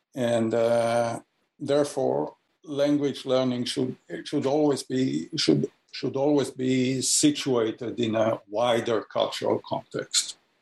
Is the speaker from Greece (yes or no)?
no; Jerusalem, Jerusalem District, Israel; moved away as an adult; also born or lived in Haifa, Israel / Ann Arbor, Michigan / St. Louis; I was born in Haifa, Israel, and uh, was raised in Jerusalem.